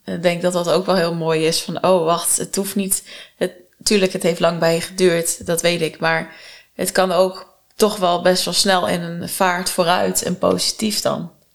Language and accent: Dutch; Netherlands; als een Nederlander